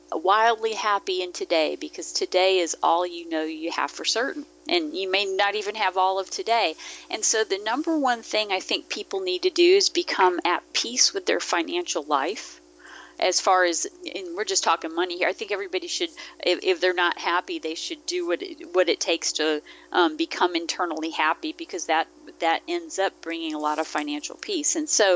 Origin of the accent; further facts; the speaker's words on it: Mississippi, United States; I grew up in Mississippi. My dad was in the military. My family wasn't from there, but that's where we ended up.